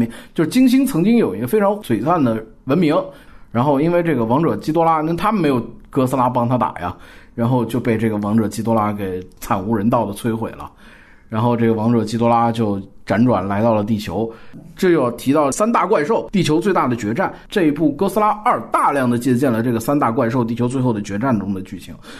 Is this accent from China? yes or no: yes; China; 那龙本身也在我们中国人民文化当中，我们有这蛟嘛